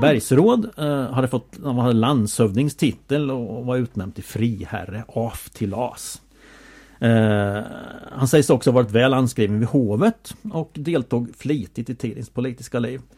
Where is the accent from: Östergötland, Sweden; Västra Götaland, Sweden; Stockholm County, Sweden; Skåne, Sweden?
Östergötland, Sweden; Åtvidaberg; Jag är i Åtvidabergssammanhang söderkis, uppvuxen på Valkargatan, en krosspassning från Hocklasjön